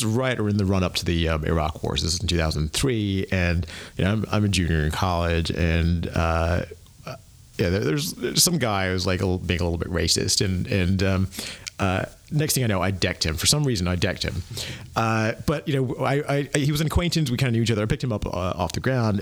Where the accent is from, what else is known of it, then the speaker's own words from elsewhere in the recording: United States; moved away as an adult; also born or lived in Asia / London / Tallahassee, Florida; now in Berlin, Germany; grew up in the U.S.